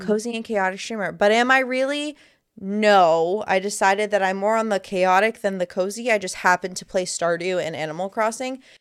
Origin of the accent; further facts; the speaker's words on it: Miami, Florida, United States; moved away; I'm originally from Miami, which is a really big melting pot of melting pots, and Now I live in a more country setting